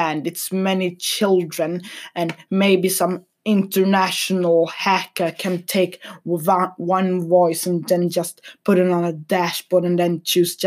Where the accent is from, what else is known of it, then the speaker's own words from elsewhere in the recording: Sweden; I'm from Sweden